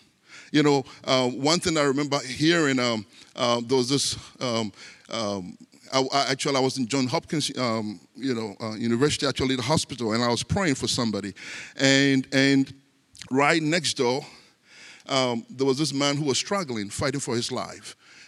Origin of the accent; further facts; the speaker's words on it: Ghana; born there; You know, I was born in Africa, in Ghana, and Ghana used to be a British colony.